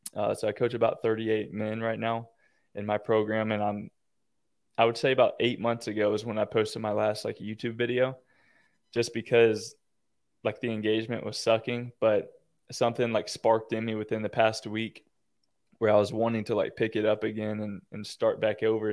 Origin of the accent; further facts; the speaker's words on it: Florida, United States; I'm from Florida